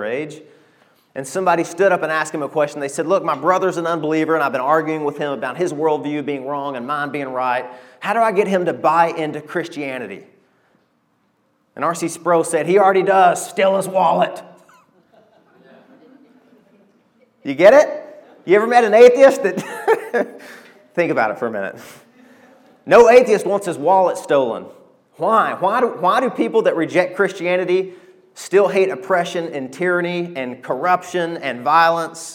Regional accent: Arkansas, United States; I'm from Arkansas

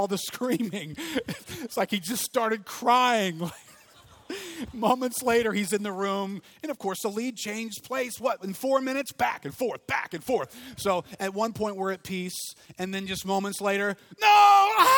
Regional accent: New Orleans, Louisiana, United States; growing up in New Orleans

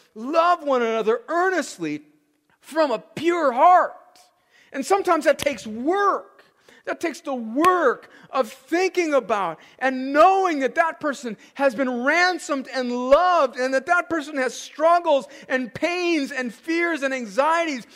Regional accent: United States; we, as American Christians

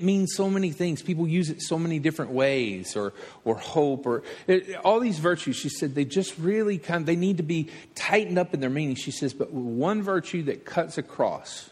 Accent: Alabama, United States; I'm from Alabama

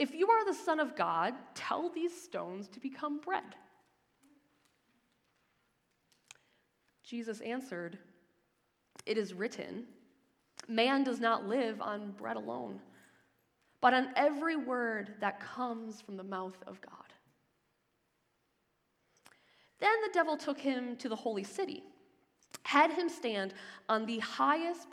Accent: Lake Michigan, Midwest, United States; moved away as an adult; now in Ontario, Canada; I grew up on the shores of Lake Michigan

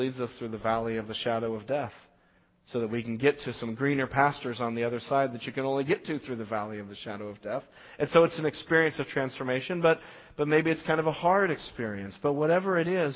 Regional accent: Las Vegas, Nevada, United States; I grew up in Las Vegas

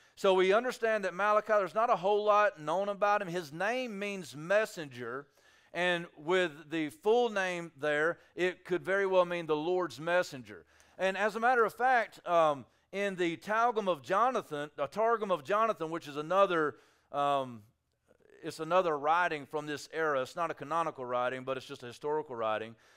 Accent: United States; I'm an American

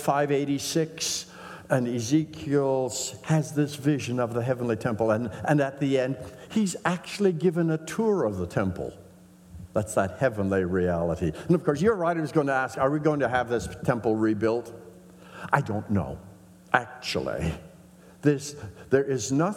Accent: northern Saskatchewan, Canada; growing up in the Mennonite Brethren Church in northern Saskatchewan

